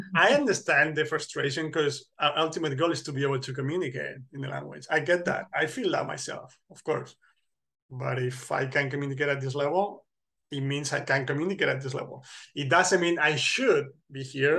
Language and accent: English; center north of Spain, Spain; moved away as an adult; now in Poland; my hometown hmm. which mm. is in the center north of spain